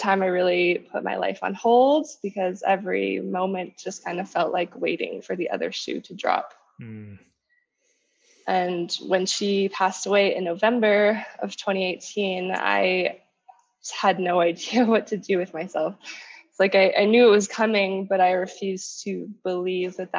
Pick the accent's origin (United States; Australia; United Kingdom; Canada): Canada; Winnipeg, Manitoba; moved away as an adult; now in Colombia; I was actually born and raised in Winnipeg. Manitoba.